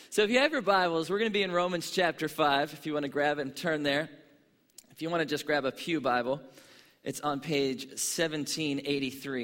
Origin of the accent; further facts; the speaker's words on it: Pittsburgh, Pennsylvania, United States; I grew up in Pittsburgh, Pennsylvania